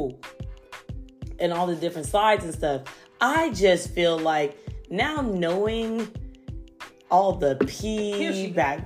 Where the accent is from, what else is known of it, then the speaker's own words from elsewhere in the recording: San Diego, California, United States; I am from San Diego